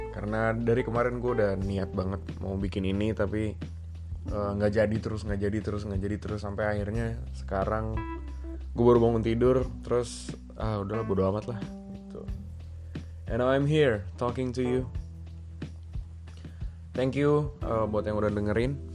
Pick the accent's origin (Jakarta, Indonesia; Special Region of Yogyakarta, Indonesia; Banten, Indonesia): Jakarta, Indonesia; born there; And then gue lahir di Jakarta tanggal 16 Desember 1992.